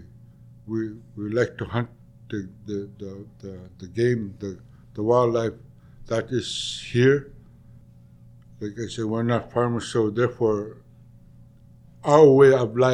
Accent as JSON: {"language": "English", "area": "Middle Lake, near Taloyoak", "region": "Nunavut", "country": "Canada", "tie": "born or raised there", "said": "My parents and I, like, we grew up on Middle Lake."}